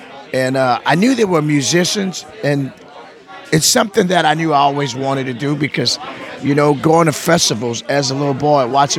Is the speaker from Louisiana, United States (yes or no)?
yes; Lafayette, Louisiana, United States; I grew up in Lafayette, Louisiana.